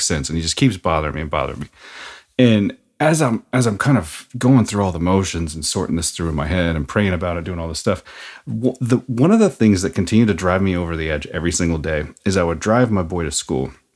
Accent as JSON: {"language": "English", "town": "Seattle", "region": "Washington", "country": "United States", "also_born_or_lived": "Norman, Oklahoma", "said": "I'm from Seattle"}